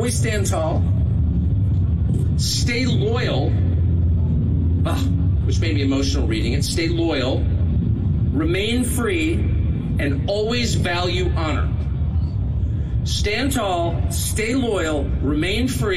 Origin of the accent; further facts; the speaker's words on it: California, United States; now in Maine, United States; I'm from California. I grew up here